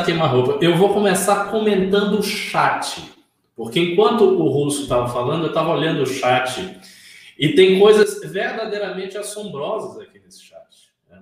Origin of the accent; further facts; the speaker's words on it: Northeast Region, Brazil; eu sou obviamente miscigenado, eu venho do Nordeste.